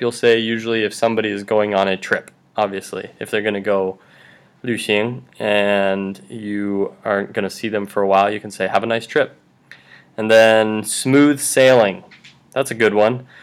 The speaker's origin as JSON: {"language": "English", "region": "Wyoming", "country": "United States", "moved": "yes", "said": "I am from Wyoming"}